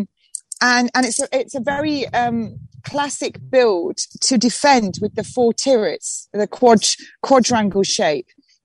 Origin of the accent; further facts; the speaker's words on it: Nottingham, East Midlands, United Kingdom; now in Hastings, United Kingdom; I'm a North Midlands girl. I come from Robin Hood country. Nottingham